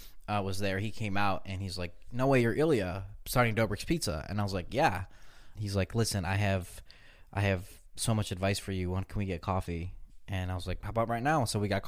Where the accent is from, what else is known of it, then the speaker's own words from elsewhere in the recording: Belarus; born there; My mom told me that where I was born in Belarus